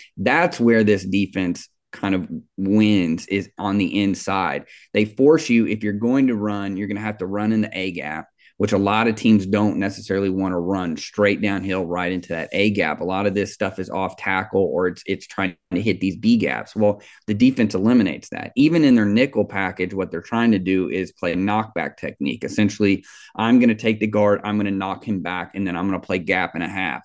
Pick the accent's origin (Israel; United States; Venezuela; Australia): United States; Kansas City, Missouri; I grew up in Kansas City